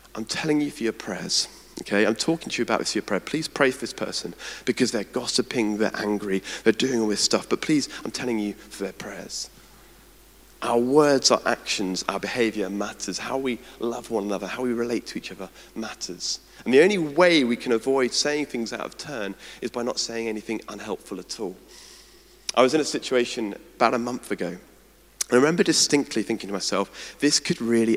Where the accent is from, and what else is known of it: United Kingdom; also born or lived in Edinburgh